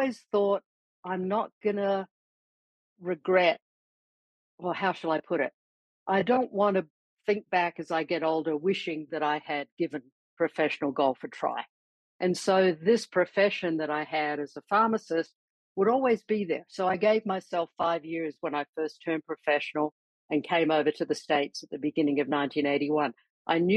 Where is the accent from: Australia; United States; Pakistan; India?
Australia; Adelaide, South Australia; also born or lived in Perth, Western Australia; I was born in Perth, actually raised in Adelaide, you know, from about the age of 2.5. So I know I was born in Western Australia, but I consider myself more of a South Australian